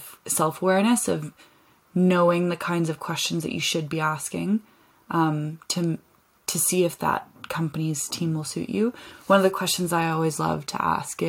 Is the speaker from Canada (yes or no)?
yes; Canada; moved away as an adult; also born or lived in London; I'm from Canada where I spent a lot of time outside